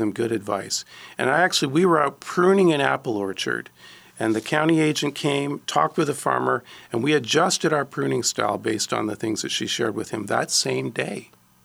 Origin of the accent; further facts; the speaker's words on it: Ontario, Canada; now in Alabama, United States; I grew up in Ontario.